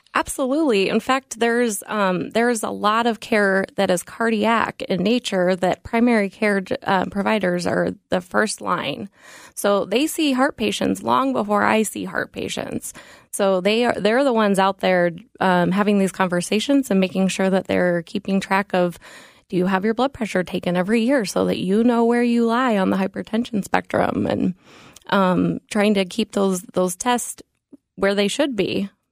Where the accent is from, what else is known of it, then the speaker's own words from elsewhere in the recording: Denver, Colorado, United States; moved away; I grew up in Denver, Colorado